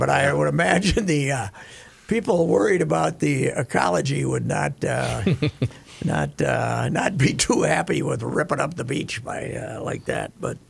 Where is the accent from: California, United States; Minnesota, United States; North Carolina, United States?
Minnesota, United States; Petty accusing me of being a communist because I was from Minnesota when I was in Australia.